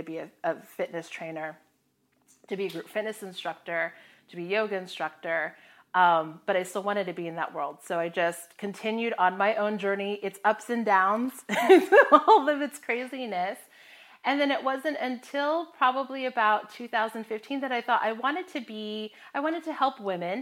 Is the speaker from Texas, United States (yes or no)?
no; Florida, United States; moved away as an adult; also born or lived in Hawaii / Midwest; I grew up in Florida, but I went to the Midwest for university